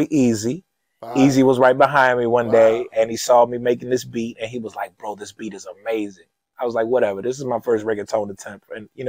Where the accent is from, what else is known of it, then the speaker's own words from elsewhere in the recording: Lewisdale, Maryland, United States; Hyattsville is ghetto. I tell people I'm from Lewisdale, they're like, "Oh, damn, ghetto as hell."